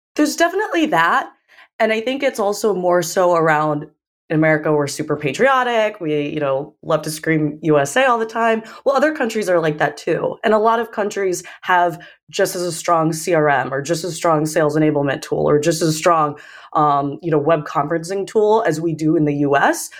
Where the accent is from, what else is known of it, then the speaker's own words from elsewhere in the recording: United States; moved away as an adult; coming in as American